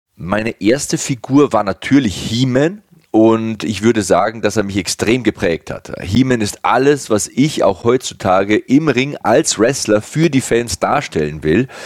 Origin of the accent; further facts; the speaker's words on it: Passau, Bavaria, Germany; in meiner Heimatstadt Passau